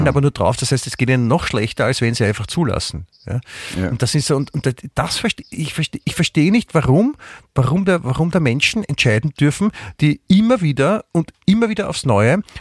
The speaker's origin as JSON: {"language": "German", "region": "Vienna", "country": "Austria", "said": "als Wiener kann man sich ja gut dran, dran festhalten, dass woanders es den Leuten auch schlecht geht"}